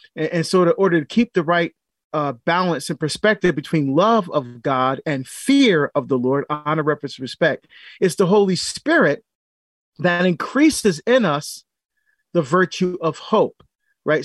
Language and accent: English; Barbados; moved away; getting citizenship in my home country of Barbados because I had to give up citizenship when I came here.